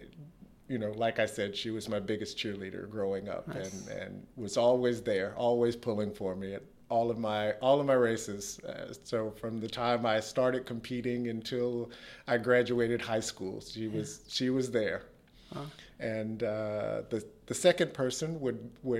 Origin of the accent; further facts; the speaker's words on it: United States; I still hold the indoor state 400 meters record in my home state in the U.S